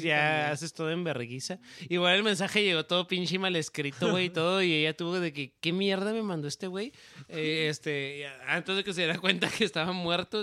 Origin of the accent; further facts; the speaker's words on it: Ciudad Juárez, Chihuahua, Mexico; somos de Ciudad Juárez, en frontera con El Paso